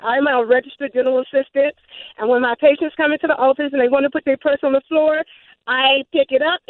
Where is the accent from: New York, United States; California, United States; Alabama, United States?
Alabama, United States; Birmingham; I was raised in Alabama. I'm from Birmingham. Uh-huh. And I was raised by my grandmother.